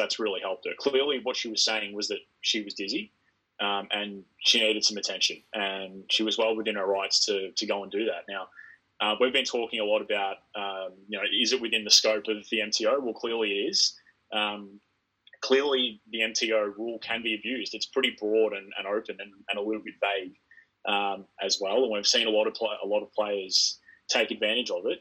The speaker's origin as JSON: {"language": "English", "country": "Australia", "said": "We're Australian"}